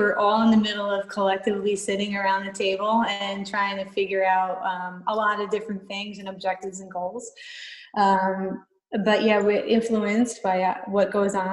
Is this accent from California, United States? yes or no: no; New York, United States; I grew up in New York.